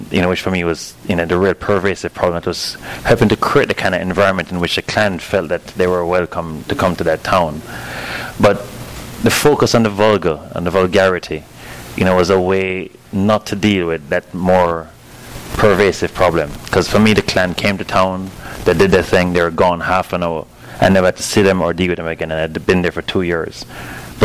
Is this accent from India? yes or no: no; Kingston, Jamaica; moved away; growing up in Jamaica